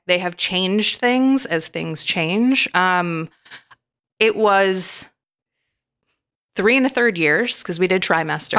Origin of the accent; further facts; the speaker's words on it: Michigan, United States; I grew up in Michigan